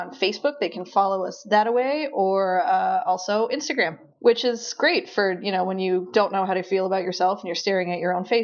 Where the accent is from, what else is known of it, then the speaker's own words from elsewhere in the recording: Newfoundland and Labrador, Canada; I'm from Newfoundland. Uh, everybody gets mad about how we pronounce that, but we don't pronounce it right either.